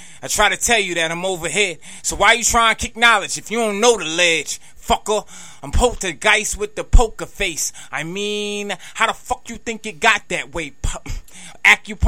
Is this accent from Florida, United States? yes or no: no; Richmond, Virginia, United States; We in Northside right now. I'm from Richmond